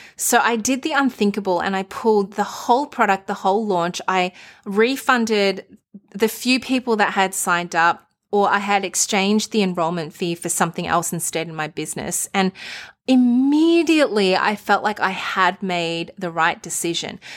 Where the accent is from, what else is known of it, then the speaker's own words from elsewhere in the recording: Melbourne, Victoria, Australia; my hometown